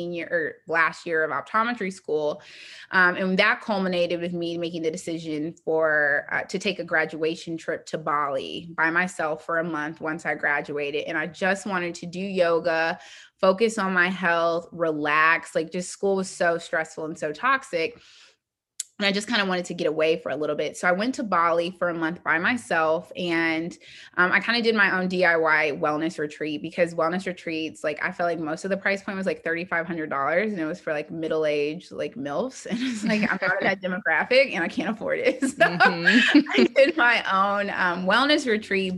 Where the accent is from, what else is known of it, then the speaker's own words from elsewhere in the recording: Indianapolis, Indiana, United States; I'm from Indianapolis